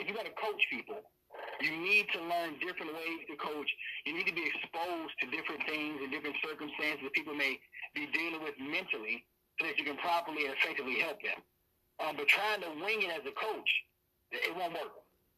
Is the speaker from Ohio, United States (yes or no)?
yes; Cleveland, Ohio, United States; Born and raised in Cleveland, Ohio